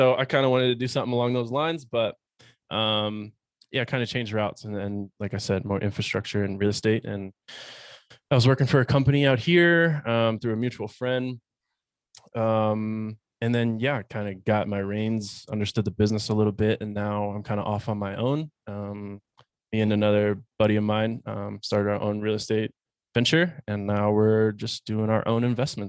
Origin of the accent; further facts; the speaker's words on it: Pennsylvania, United States; You know, I'm originally from Pennsylvania. So, city kid, concrete jungle, I guess you could say, outside of Philadelphia.